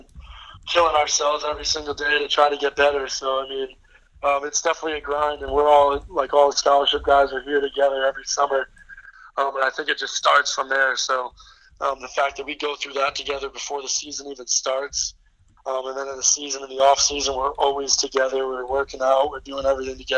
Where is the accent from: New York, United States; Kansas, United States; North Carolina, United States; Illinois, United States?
New York, United States; Poughkeepsie; I'm from Poughkeepsie. So we grew up playing local AAU together